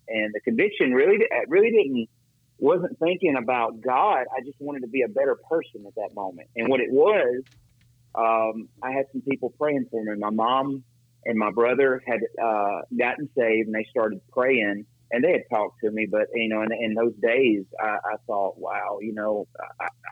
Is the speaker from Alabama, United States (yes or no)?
yes; Decatur, Alabama, United States; moved away as an adult; now in Mexico; I'm originally from Decatur, Alabama